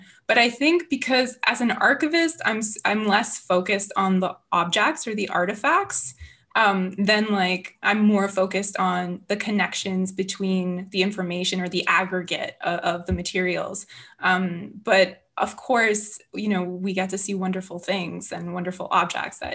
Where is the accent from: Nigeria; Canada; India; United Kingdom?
Canada; Kirkland, Quebec; I grew up in the West Island